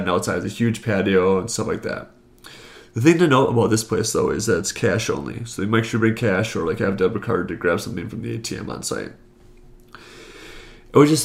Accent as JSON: {"language": "English", "region": "Wisconsin", "country": "United States", "said": "I'm from Wisconsin"}